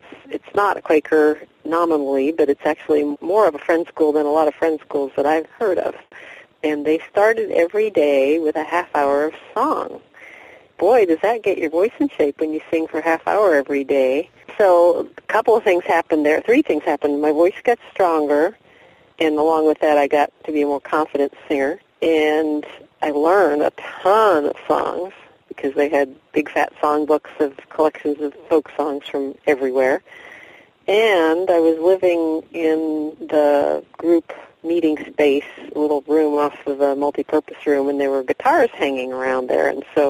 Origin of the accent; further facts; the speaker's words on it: North Carolina, United States; now in Tacoma, United States; And we moved to Tacoma in 1990 from North Carolina.